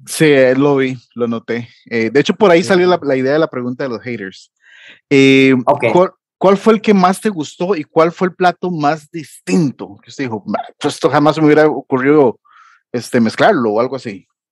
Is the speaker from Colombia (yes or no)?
no; Costa Rica; Acá en Costa Rica